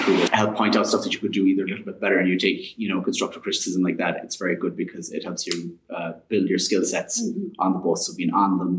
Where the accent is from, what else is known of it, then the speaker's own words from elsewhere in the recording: Inishmore, Connacht, Ireland; moved away as an adult; now in Galway, Ireland; I grew up in Inishmór